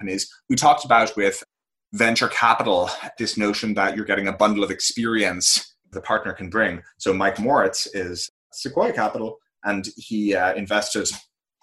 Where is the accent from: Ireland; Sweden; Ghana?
Ireland; moved away as an adult; also born or lived in San Francisco, United States; now in United States; I grew up in Ireland. I spent all my years there until I moved out to the United States for college